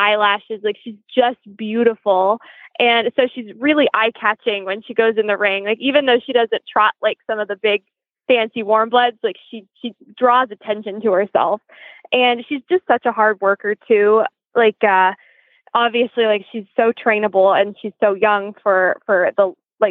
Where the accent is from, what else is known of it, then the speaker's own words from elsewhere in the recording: Knoxville, Tennessee, United States; now in Lexington, United States; I'm from Knoxville, Tennessee